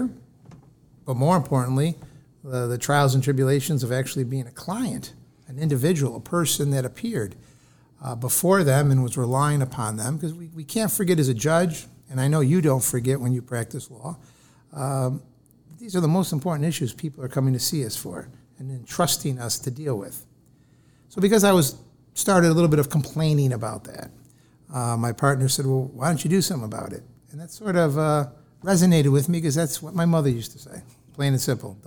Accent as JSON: {"language": "English", "town": "Rochester", "region": "New York", "country": "United States", "tie": "born or raised there", "said": "I grew up just a few miles down the road from here. We're in Rochester, New York, in the city of Rochester"}